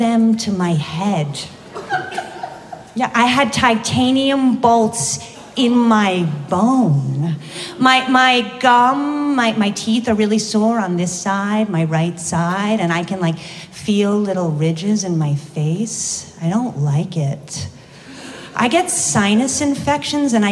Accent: East Coast, United States; moved away as an adult; also born or lived in Las Vegas; I was raised Catholic from the East Coast

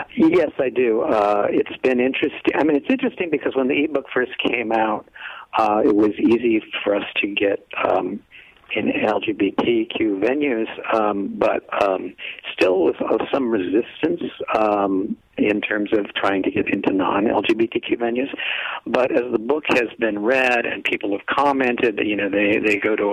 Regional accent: downstate Illinois, United States; I'm from downstate Illinois

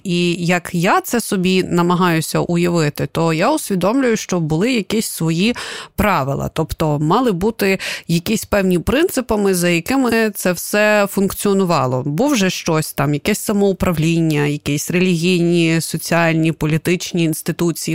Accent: Kyiv, Ukraine; я, наприклад, киянка

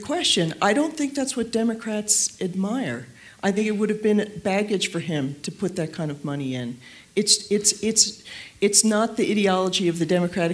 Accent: New York, United States; also born or lived in Washington; I'm a New Yorker, and I remember going around the corner at Lincoln Center, and where I'd been taken to so many concerts as a kid

